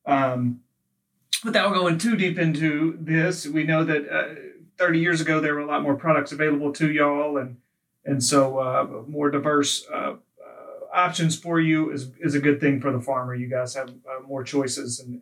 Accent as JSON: {"language": "English", "region": "Mississippi", "country": "United States", "moved": "yes", "lives_now": "Memphis, United States", "said": "I'm from Mississippi"}